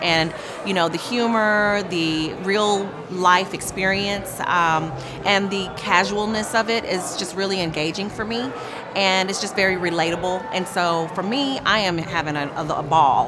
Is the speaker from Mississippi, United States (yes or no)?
no; Tulsa, Oklahoma, United States; I'm from Tulsa, Oklahoma